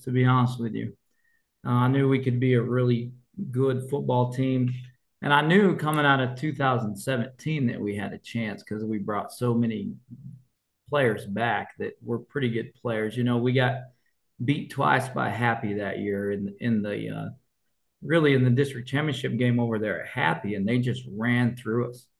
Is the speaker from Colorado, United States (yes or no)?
yes; Colorado, United States; moved away; I grew up in Colorado at Revere High School